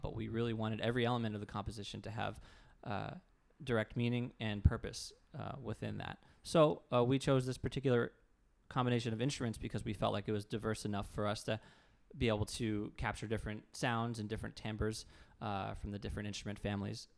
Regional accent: Tarpon Springs, Florida, United States; moved away as an adult; also born or lived in Jacksonville, Florida / Boston / New York; up in Tarpon Springs, Florida, which is near Tampa

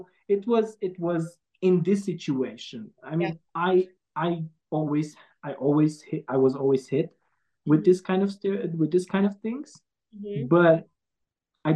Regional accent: Romania

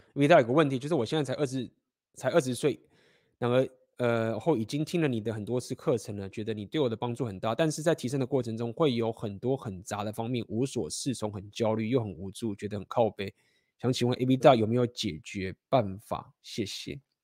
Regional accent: Taiwan; moved away; 我们都台湾人

